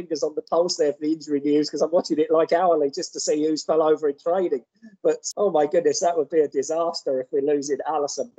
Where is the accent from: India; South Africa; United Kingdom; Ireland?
United Kingdom; England; now in Houston, United States; when I grew up in England